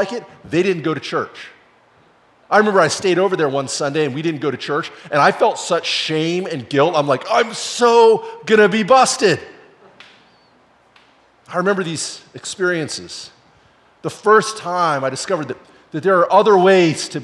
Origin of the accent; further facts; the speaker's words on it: the Northwest, Pacific Northwest, United States; I grew up in the Northwest